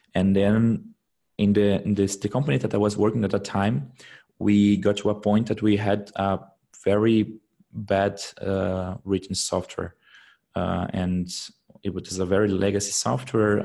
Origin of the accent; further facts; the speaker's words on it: Brazil; moved away as an adult; now in Germany; I am I come from Brazil but uh, I'm living in Germany for the past now I think it's around eight months.